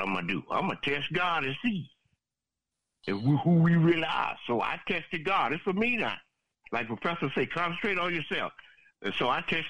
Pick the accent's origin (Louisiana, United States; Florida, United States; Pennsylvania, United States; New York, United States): Florida, United States; South; I'm from South Florida